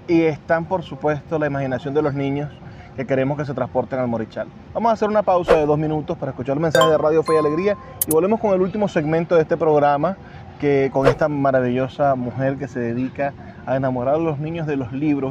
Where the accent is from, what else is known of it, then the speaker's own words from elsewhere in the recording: Venezuela; Nosotros somos orgullosamente venezolanos